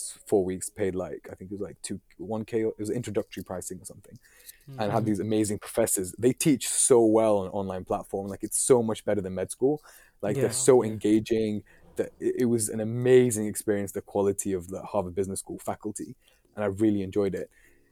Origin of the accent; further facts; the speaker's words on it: Islamabad, Islamabad Capital Territory, Pakistan; now in United Kingdom; my family originally from Pakistan. I'm from Islamabad